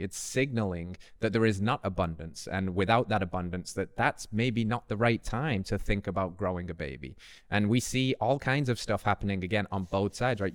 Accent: Tennessee, United States; my home state, Tennessee

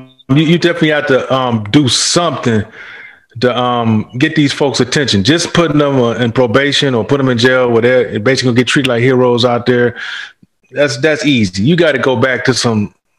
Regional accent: Michigan, United States; I'm from Michigan. I've been to Wisconsin, Illinois.

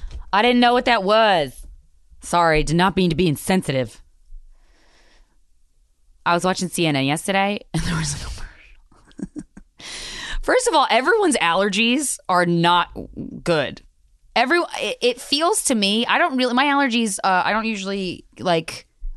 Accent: New York, United States; I cannot believe as a New Yorker, I've never been there before.

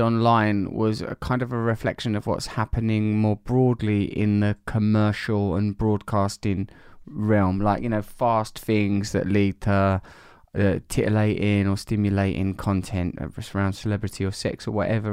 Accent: Essex, East of England, United Kingdom; I am from Essex

